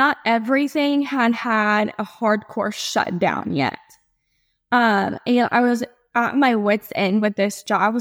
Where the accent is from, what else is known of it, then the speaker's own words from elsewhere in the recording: Ohio, United States; moved away as an adult; now in Charleston, United States; I'm originally from Ohio, and there's no beach there.